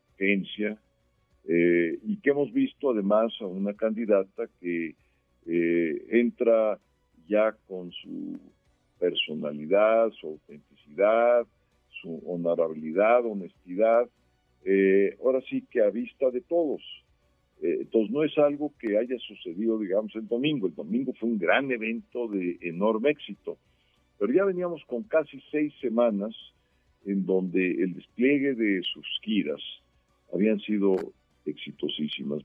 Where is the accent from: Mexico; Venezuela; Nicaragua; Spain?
Mexico; somos los mexicanos